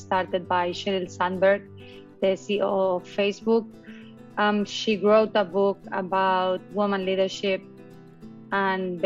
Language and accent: English; Spain; also born or lived in Dubai, United Arab Emirates; now in Portugal; I'm originally from Spain, but I consider myself more like a citizen of the world.